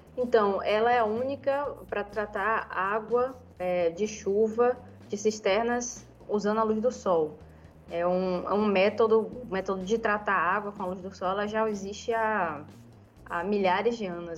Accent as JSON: {"language": "Portuguese", "region": "Northeast Region", "country": "Brazil", "said": "como somos nordestinas"}